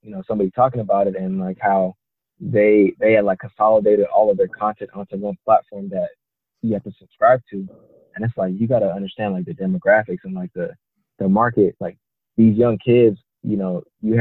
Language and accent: English; San Jose, California, United States; also born or lived in Italy / Ghana; I'm from San Jose